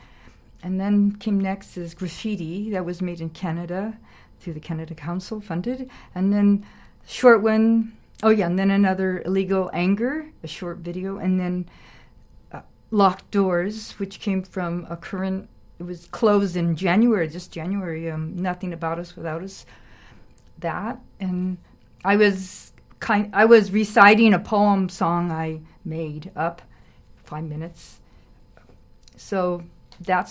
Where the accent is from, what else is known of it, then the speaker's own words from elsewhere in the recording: Arizona, United States; I am Dene. Dene is Navajo, and I'm from Arizona